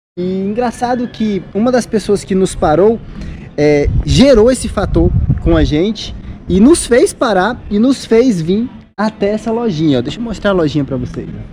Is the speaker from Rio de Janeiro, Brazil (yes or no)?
no; Ceará, Brazil; vocês são de onde? Aí eu falei, ah, Ceará